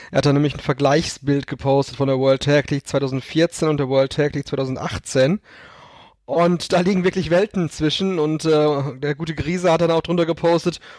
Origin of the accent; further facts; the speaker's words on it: Germany; natürlich wissen wir als Deutsche, dass äh, David Hasselhoff, unser Landsmann, die äh, Berliner Mauer zum Einsturz gebracht hat.